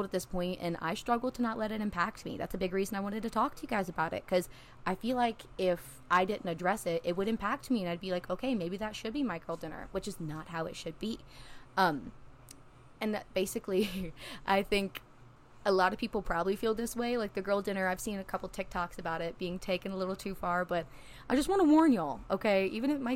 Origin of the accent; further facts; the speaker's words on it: a small town in Tennessee, United States; now in Nashville, United States; I grew up in a small town in Tennessee. I'm in Nashville now